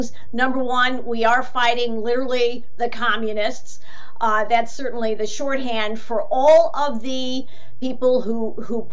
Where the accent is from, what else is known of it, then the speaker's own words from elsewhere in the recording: United States; I grew up in America in the 60s and 70s